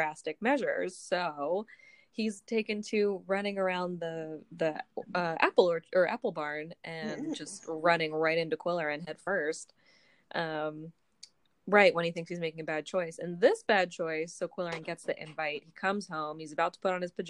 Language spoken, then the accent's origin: English; Virginia, United States; we're from Virginia, but I never say y'all